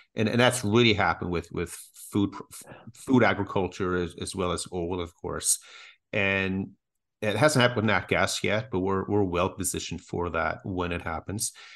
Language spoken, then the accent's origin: English; Canada; as Canadians